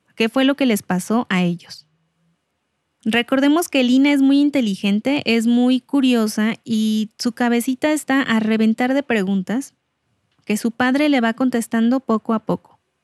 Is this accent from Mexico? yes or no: yes; Mexico; así somos los mexicanos